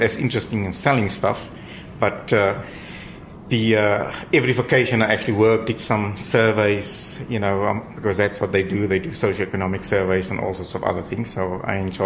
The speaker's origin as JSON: {"language": "English", "area": "Ferndale", "region": "Eastern Cape", "country": "South Africa", "tie": "born or raised there", "said": "I grew up in a small little town, Ferndale, in the Eastern Cape"}